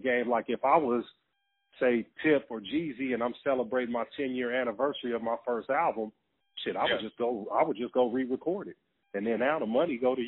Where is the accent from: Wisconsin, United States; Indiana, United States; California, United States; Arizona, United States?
California, United States; Carson; I'm from Carson, right next to Long Beach. Yeah, Carson